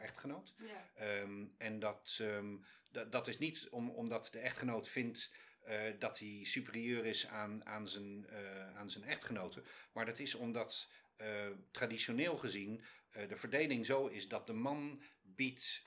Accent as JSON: {"language": "Dutch", "country": "Netherlands", "also_born_or_lived": "London / China", "moved": "as an adult", "lives_now": "New York, United States", "said": "ik ben uit Nederland weggegaan"}